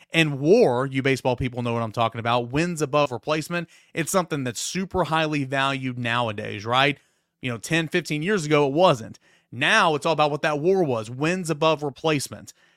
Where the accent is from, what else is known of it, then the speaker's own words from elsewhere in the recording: East Tennessee, United States; I grew up in East Tennessee